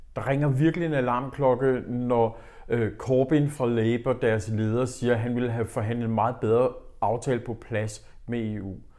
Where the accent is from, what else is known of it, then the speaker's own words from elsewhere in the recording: Denmark; vi i Danmark